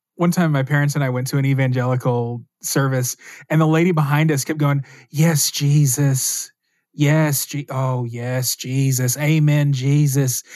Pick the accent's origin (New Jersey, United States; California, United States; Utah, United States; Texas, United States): Texas, United States; I grew up in Texas as a Catholic.